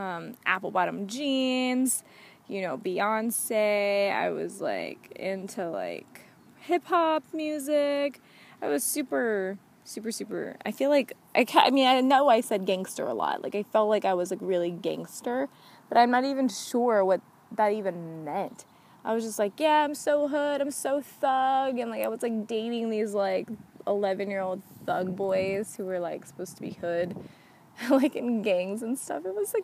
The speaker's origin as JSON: {"language": "English", "region": "the South", "country": "United States", "tie": "born or raised there", "moved": "yes", "lives_now": "California, United States", "said": "I grew up in the South"}